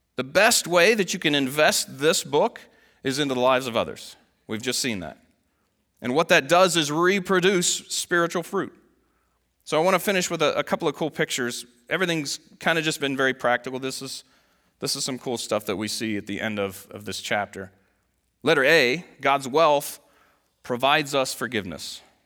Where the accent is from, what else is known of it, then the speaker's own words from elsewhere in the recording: United States; as an American Christian